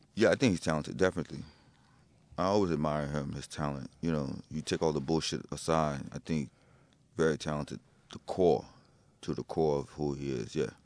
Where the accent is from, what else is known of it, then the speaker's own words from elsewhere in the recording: New Jersey, United States; I was in Jersey